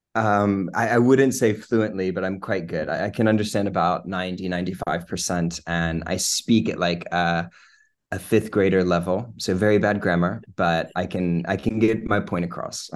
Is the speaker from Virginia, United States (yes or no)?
yes; Lynchburg, Virginia, United States; moved away as an adult; also born or lived in New Jersey; now in London, United Kingdom; So I'm originally from Lynchburg, my whole life in Lynchburg